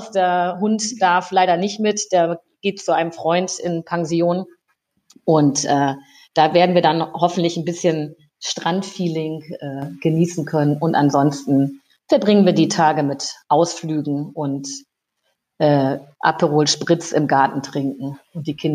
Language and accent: German; Lower Saxony, Germany; now in Rhineland, Germany; Ich bin äh, ja aus dem aus Lüneburger Heide ins Rheinland äh, gekommen